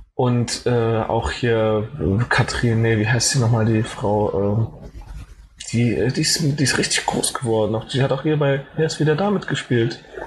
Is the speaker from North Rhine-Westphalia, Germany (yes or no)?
yes; Cologne, North Rhine-Westphalia, Germany; moved away; ich komme halt ursprünglich aus Köln